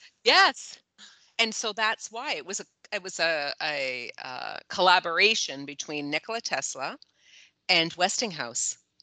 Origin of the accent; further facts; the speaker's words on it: Toronto, Ontario, Canada; that's where I am from. Like yeah. that's where my house is yeah. is in Toronto proper